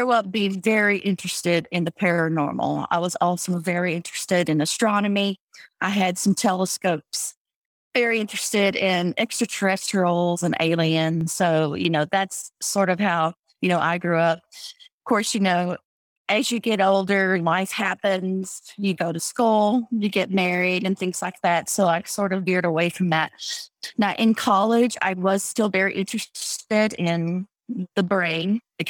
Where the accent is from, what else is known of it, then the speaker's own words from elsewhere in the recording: Texas, United States; I grew up in Texas